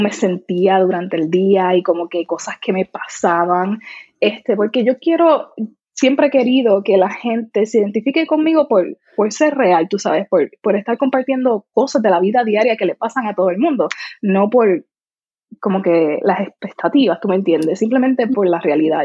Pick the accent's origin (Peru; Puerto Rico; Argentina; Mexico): Puerto Rico; accent: Puerto Rican; mi acento puertorriqueño es como que bastante prominente